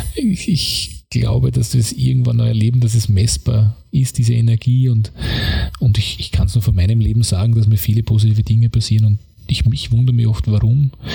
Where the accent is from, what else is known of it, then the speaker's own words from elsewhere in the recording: Austria; also born or lived in London; bin dann nach Wien gefahren, das ungefähr 35 Minuten Fahrzeit von meiner Heimatgemeinde weg ist